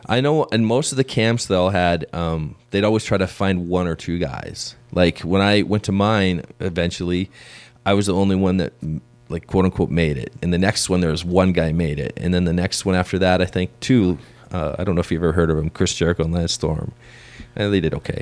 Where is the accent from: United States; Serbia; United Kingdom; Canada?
Canada; growing up in Canada back in the day